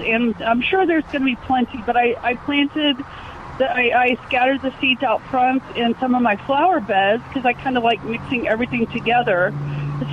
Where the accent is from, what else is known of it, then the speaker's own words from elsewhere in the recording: San Antonio, Texas, United States; I'm from San Antonio. I lived here my whole life